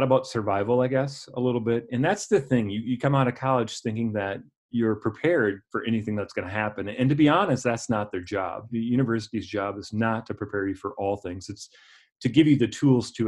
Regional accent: La Crosse, Wisconsin, United States; also born or lived in Eau Claire, Wisconsin; I grew up in La Crosse, Wisconsin, attended Logan High School on the north side of La Crosse

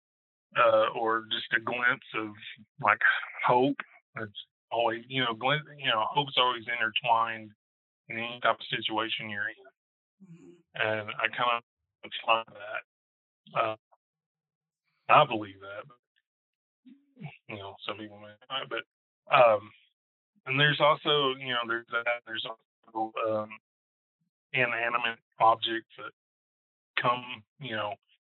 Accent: Arkansas, United States; also born or lived in Oklahoma; I grew up both in Oklahoma and Arkansas

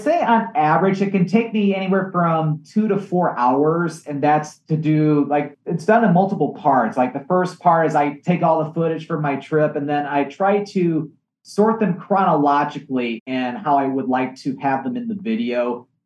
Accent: Michigan, United States; my home state of Michigan

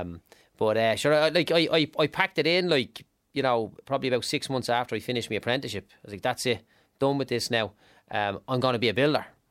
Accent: Dublin, Leinster, Ireland; I grew up in Clondalkin, like, in, in, in one of the less glamorous parts of it

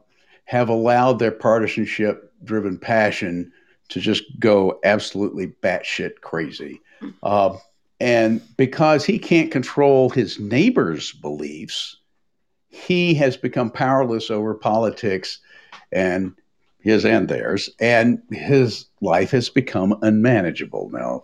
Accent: Tennessee, United States; I grew up in Tennessee in a family that had been Democrat since the days of Andrew Jackson.

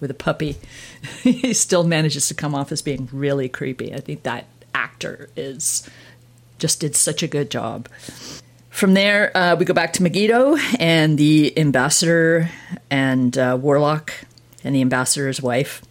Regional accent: Toronto, Ontario, Canada; growing up in Toronto

